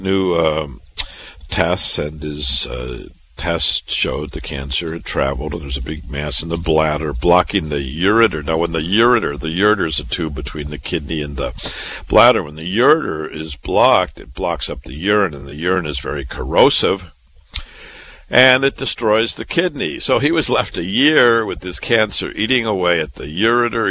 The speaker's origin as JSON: {"language": "English", "town": "Waterloo", "region": "Iowa", "country": "United States", "tie": "born or raised there", "also_born_or_lived": "Chicago / Boston, Massachusetts", "moved": "as an adult", "said": "I was born and raised in Waterloo, Iowa"}